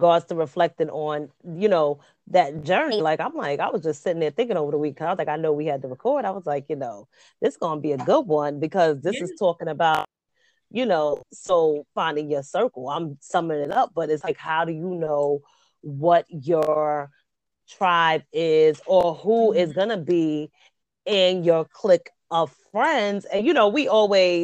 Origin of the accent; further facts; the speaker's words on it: New York City, New York, United States; also born or lived in Bronx, New York; I'm from the Queens.